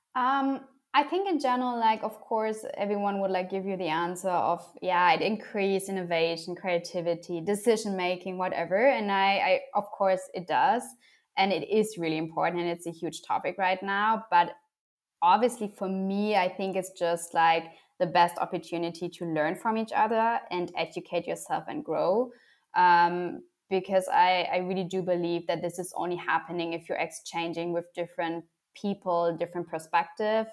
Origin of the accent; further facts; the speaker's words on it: Germany; I was born and raised in Germany.